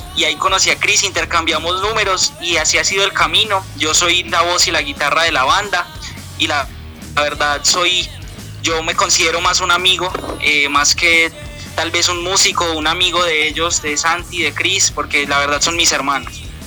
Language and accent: Spanish; Pereira, Risaralda, Colombia; Somos de Pereira